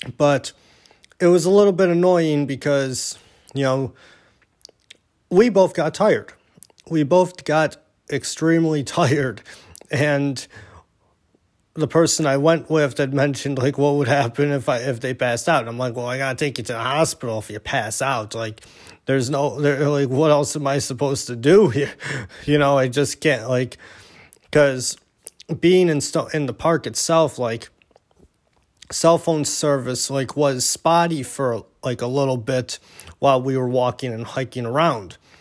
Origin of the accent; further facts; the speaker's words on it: Niagara Falls, New York, United States; being from Niagara Falls, you know, my hometown